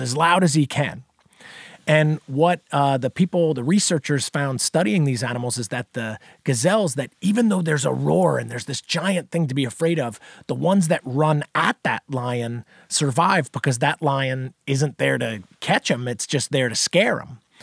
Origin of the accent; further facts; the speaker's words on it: New Jersey, United States; moved away as an adult; also born or lived in South Carolina; I grew up in New Jersey originally